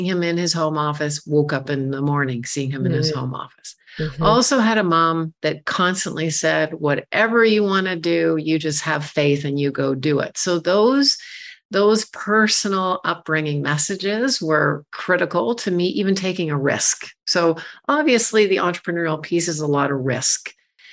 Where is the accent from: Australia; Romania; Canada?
Canada; I'm a Canadian woman